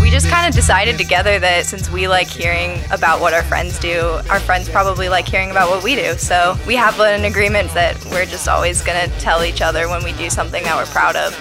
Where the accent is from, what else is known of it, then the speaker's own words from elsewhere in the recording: Maryland, United States; now in North Carolina, United States; I grew up climbing on the Earthtrax climbing team in Maryland